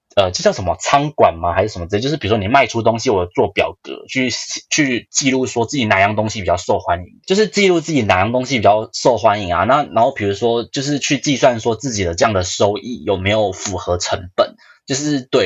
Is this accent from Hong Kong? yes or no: no; Taiwan; moved away as an adult; also born or lived in Shanghai, China / United Kingdom / United States; 我们台湾人